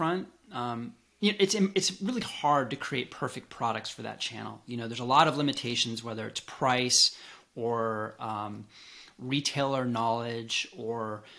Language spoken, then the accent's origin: English; Colorado, United States; moved away as an adult; also born or lived in Seattle; I grew up in Colorado in some of the earliest health food stores in the nation